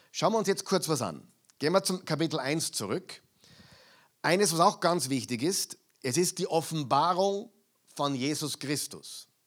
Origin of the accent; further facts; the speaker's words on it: Austria; also born or lived in United States; Äh, ich habe zehn Jahre in Amerika gelebt, aber ich bin Österreicher. Ja? Und viele Dinge in meinem Kopf sind nur österreichisch, auch wenn ich Englisch spreche.